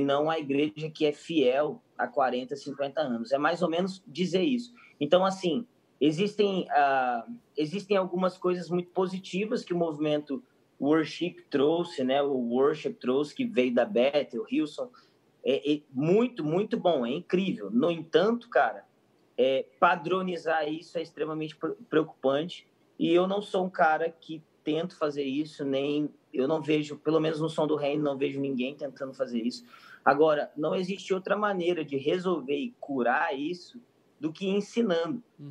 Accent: Brazil; eu sou brasileiro

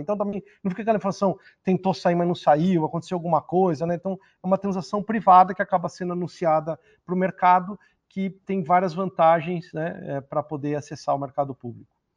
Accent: Brazil; eu me senti muito orgulhoso como brasileiro, latino-americano

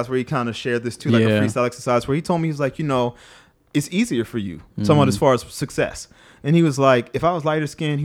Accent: New Orleans, Louisiana, United States; moved away as an adult; now in Washington, DC, United States; I was born and raised in New Orleans

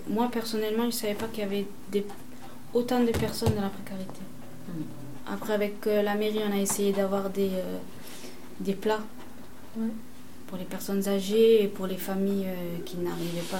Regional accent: Marseille, Provence-Alpes-Côte d'Azur, France; also born or lived in Le Merlan, Marseille; J'habite au Merlin, mais je suis de la Castellane.

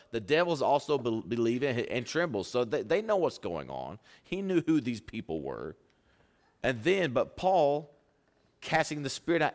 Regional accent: Pampa, Texas, United States; I'm from Pampa, Texas.

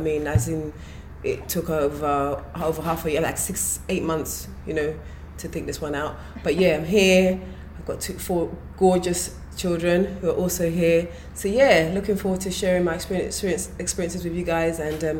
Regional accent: London, United Kingdom; moved away as an adult; now in Nigeria; I was born in UK, Lambeth to be precise, South Londoner, all the way.

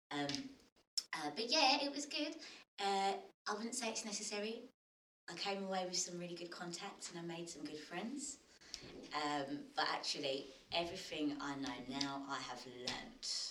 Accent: London, United Kingdom; I grew up in Tottenham

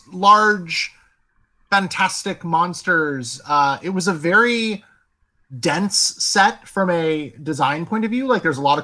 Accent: United States; I'm an American

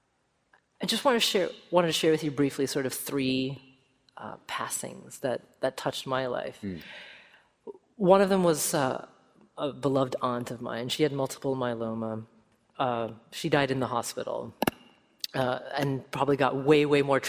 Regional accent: Oregon, United States; moved away; I grew up in Oregon and my parents still live there

